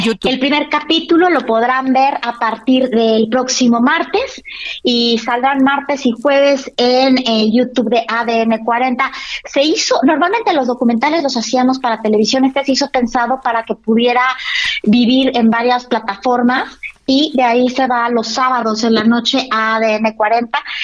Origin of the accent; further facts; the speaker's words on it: Mexico; somos muchísimos mexicanos